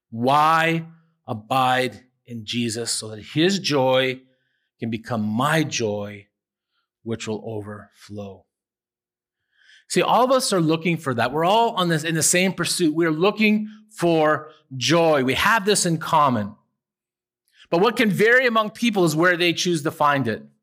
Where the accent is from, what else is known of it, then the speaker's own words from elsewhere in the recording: Owen Sound, Ontario, Canada; Down a couple of houses from where I grew up in Owen Sound was a little guy maybe three years old named Stevie Wilson.